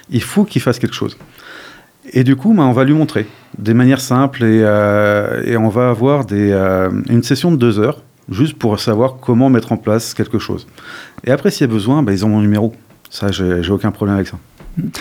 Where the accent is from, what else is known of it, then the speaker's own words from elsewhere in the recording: Paris, Île-de-France, France; now in Dordogne, France; ça permet de bosser, de comprendre d'intégrer des réseaux que j'aurais jamais pu en tant que pur parisien.